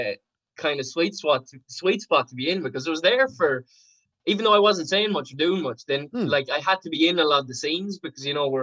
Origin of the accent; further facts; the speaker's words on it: Sligo, Connacht, Ireland; I've lived in Sligo all my life